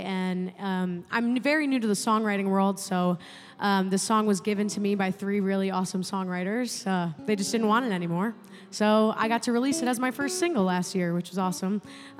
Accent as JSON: {"language": "English", "area": "Finger Lakes area", "region": "New York", "country": "United States", "accent": "the weirdest accent on planet Earth", "moved": "as an adult", "lives_now": "Nashville, United States", "said": "I'm from the Finger Lakes area of New York, from a really small town with only 1,000 people in it."}